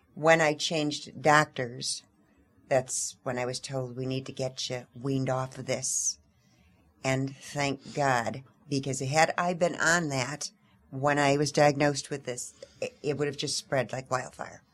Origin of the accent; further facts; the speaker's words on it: Tucson, Arizona, United States; we're from Tucson, Arizona